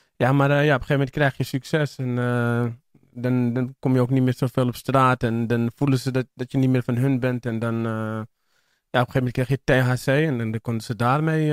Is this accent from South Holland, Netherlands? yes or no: no; Amsterdam, North Holland, Netherlands; Ik ben voornamelijk opgegroeid in Amsterdam-Oost en in eh, Amsterdam-Zuid in de Pijp.